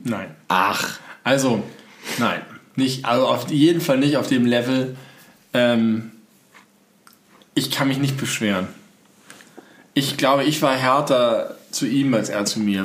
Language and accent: German; Hamburg, Germany; bei mir in meiner Heimatstadt